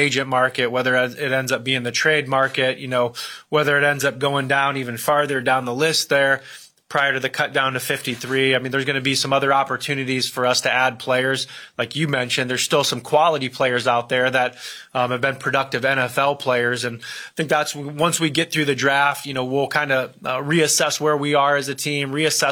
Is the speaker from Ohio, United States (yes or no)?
yes; Akron, Ohio, United States; my hometown area of Akron, Ohio